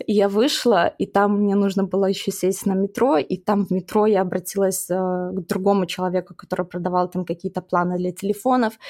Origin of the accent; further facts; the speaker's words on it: Baranovichi, Brest Region, Belarus; moved away as an adult; also born or lived in United States / Chicago; я росла в городе Барановичей